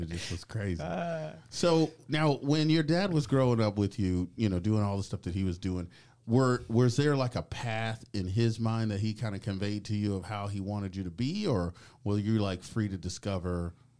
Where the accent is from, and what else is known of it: Tulsa, Oklahoma, United States